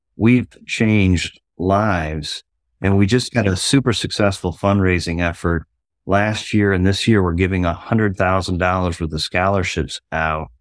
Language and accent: English; Ohio, United States; moved away; I grew up in Ohio